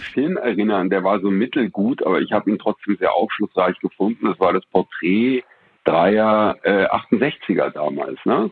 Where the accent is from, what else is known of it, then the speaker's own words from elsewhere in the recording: Berlin, Germany; ich bin in den 70ern in Berlin aufgewachsen